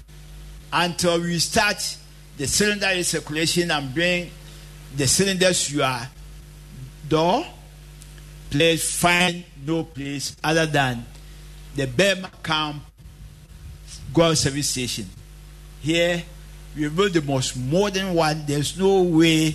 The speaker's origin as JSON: {"language": "English", "town": "Kwaman", "region": "Ashanti", "country": "Ghana", "tie": "born or raised there", "said": "at Kwaman, my hometown"}